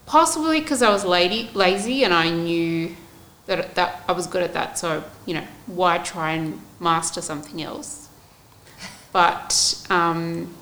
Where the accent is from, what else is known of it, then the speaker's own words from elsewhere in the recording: Australia; I was born in Australia